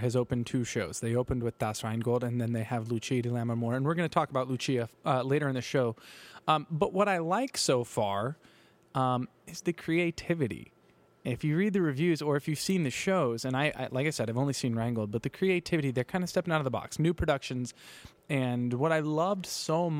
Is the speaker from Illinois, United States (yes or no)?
no; Kansas, United States; I'm from Kansas